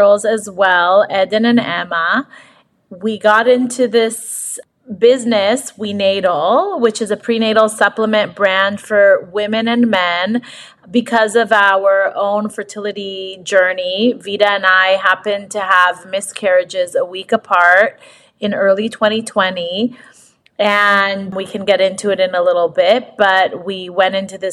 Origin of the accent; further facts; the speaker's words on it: Israel; moved away; I grew up in Israel, and in my kind of like the years where you would learn about sexual health. I lived in Israel